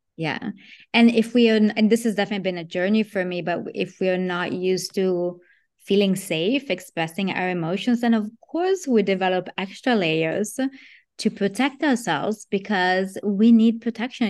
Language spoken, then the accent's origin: English; Italy; moved away; I grew up in Italy